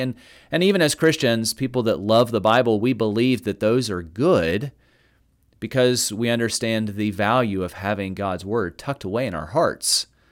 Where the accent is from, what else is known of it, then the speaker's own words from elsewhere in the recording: the South, United States; I'm from the South